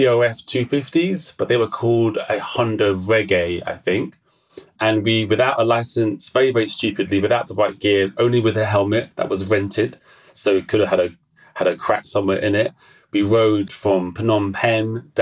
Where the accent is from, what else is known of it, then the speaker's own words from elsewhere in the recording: London, United Kingdom; I'm from London, England.